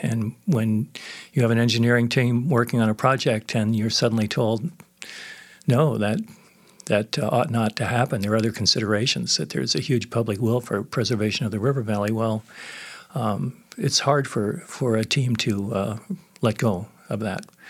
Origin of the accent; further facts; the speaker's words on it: San Francisco area, California, United States; moved away as an adult; now in Edmonton, Canada; it was a very activist area, the San Francisco area